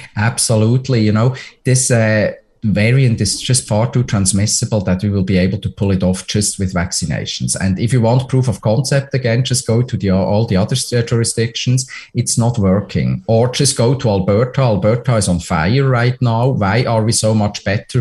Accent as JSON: {"language": "English", "country": "Switzerland", "moved": "yes", "said": "my home country switzerland"}